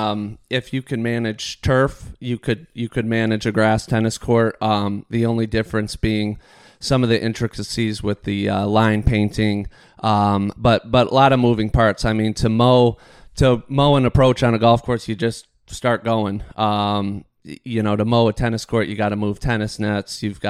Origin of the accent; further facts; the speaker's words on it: Michigan, United States; Yeah, so, you know, I grew up in Michigan, so definitely coming up up north, I was familiar with Charlevoix.